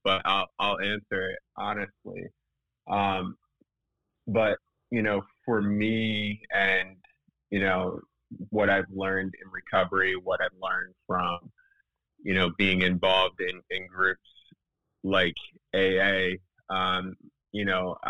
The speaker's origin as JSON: {"language": "English", "town": "West Chester", "region": "Pennsylvania", "country": "United States", "tie": "born or raised there", "said": "I grew up in Westchester. It's a suburb outside of Philadelphia, about 30 minutes outside the city"}